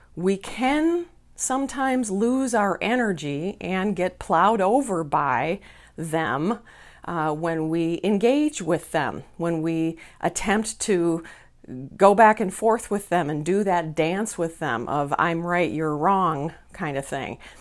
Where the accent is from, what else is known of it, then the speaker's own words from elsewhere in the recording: Minneapolis, Minnesota, United States; here in Minneapolis, my hometown